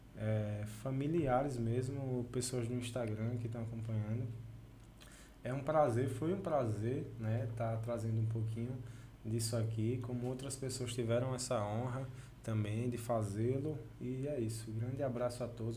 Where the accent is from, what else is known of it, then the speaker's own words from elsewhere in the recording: Delmiro Gouveia, Alagoas, Brazil; E a gente, como delmirense, como sertanejo